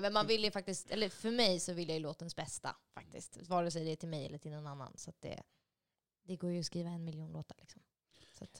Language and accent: Swedish; Solna, Stockholm County, Sweden; moved away as an adult; also born or lived in Los Angeles, United States / Nashville, United States / Örnsköldsvik, Sweden; sen så var jag uppvuxen mer bara ja, en tio minuters promenad upp på Råsundavägen vid Näckrosen